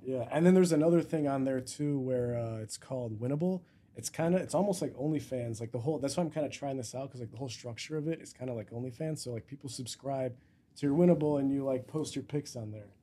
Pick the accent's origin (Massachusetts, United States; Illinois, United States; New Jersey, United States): Illinois, United States; Chicago; I was born here